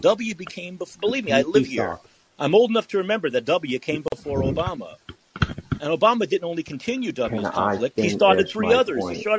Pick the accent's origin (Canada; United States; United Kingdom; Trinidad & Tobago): Canada; maybe being Canadian is one of the reasons why